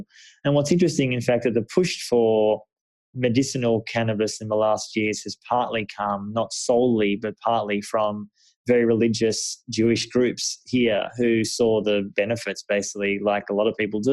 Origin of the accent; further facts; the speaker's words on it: Australia; now in Jerusalem, Israel; my home country, Australia